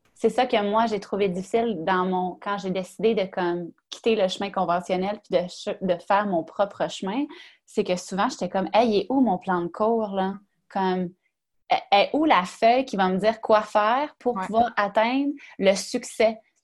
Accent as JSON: {"language": "French", "region": "Quebec", "country": "Canada", "said": "je viens du Saguenay-Lac-Saint-Jean"}